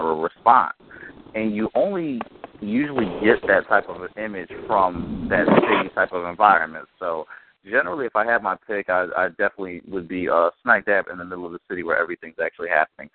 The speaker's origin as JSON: {"language": "English", "town": "Philadelphia", "region": "Pennsylvania", "country": "United States", "tie": "born or raised there", "also_born_or_lived": "East Norriton, Pennsylvania", "said": "I'm a Philly boy, born and raised in the Mount Airy section of Philadelphia."}